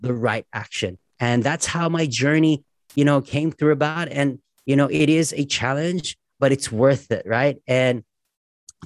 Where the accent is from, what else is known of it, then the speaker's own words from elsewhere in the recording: Australia; as an Aussie